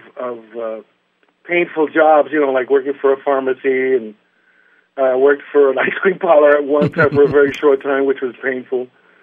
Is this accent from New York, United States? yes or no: yes; New York, United States; growing up in New York, and it was a playground for me.